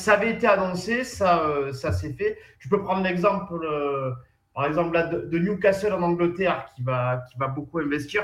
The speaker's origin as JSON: {"language": "French", "town": "Plan-de-Cuques", "region": "Provence-Alpes-Côte d'Azur", "country": "France", "tie": "born or raised there", "said": "chez moi à Plan de Cuc"}